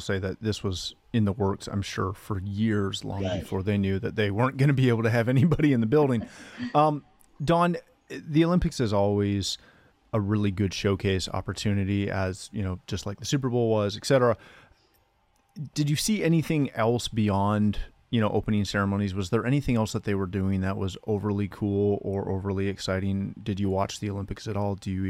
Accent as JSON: {"language": "English", "country": "Canada", "said": "We do well in this one. We do well in this one as a rule."}